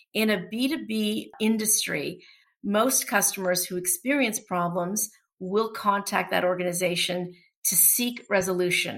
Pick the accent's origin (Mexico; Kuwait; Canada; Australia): Canada; Toronto, Ontario; first language Portuguese; English is a second language; also born or lived in New York, United States; I'm a Toronto native. I grew up here in Toronto, born and raised